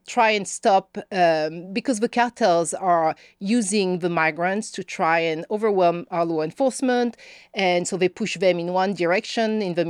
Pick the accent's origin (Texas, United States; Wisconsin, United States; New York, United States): Texas, United States; accent: Northeast Texas; I am a Texan.